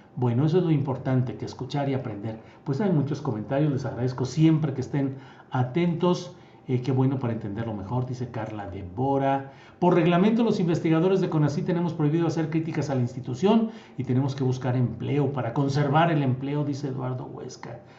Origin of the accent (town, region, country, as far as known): Mexico